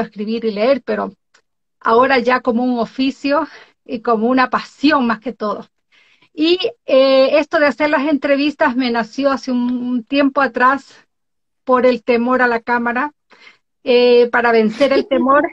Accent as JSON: {"language": "Spanish", "region": "born in the Galápagos Islands", "country": "Ecuador", "moved": "yes", "lives_now": "Norway", "said": "soy de Ecuador, nacida en las Islas Galápagos, vivo en Noruega desde hace muchísimos años atrás"}